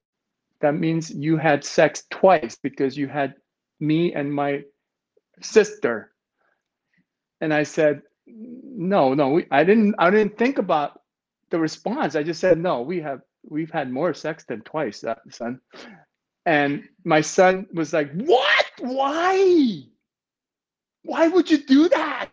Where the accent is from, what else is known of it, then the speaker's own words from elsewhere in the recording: Ontario, Canada; now in Vancouver, Canada; I'm from Ontario